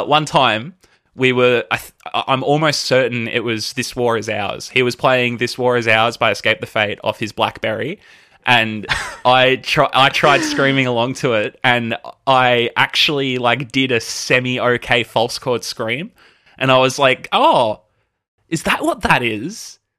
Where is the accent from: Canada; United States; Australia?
Australia; Melbourne, Victoria; I was born here in Melbourne. Uh, I think, I think technically I was born in Kew. Uh, I've lived in Melbourne my entire life